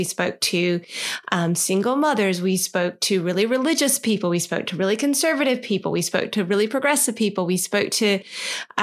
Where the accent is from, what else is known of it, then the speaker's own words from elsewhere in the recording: United States; accent: American; moved away as an adult; now in Australia; this girl sounds a bit American